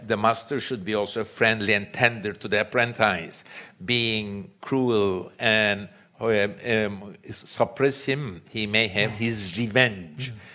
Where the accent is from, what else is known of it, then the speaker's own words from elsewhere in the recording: Istanbul, Turkey; I grew up in Istanbul